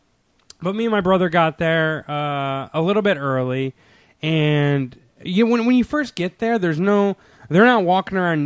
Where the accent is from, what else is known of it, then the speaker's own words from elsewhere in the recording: Redondo Beach, California, United States; I'm Redondo Beach